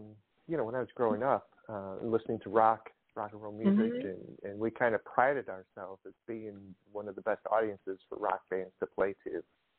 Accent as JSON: {"language": "English", "town": "Pontiac", "region": "Michigan", "country": "United States", "tie": "born or raised there", "also_born_or_lived": "outside Philadelphia, Pennsylvania", "moved": "yes"}